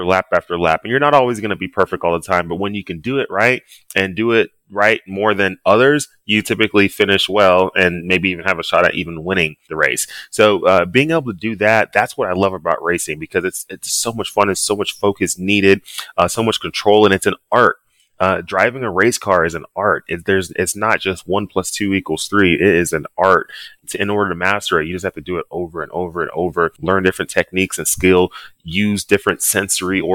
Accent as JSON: {"language": "English", "town": "Dallas", "region": "Texas", "country": "United States", "tie": "born or raised there", "also_born_or_lived": "Annapolis, Maryland", "moved": "as an adult", "lives_now": "Southern California, United States", "said": "growing up in Dallas, football was the biggest thing"}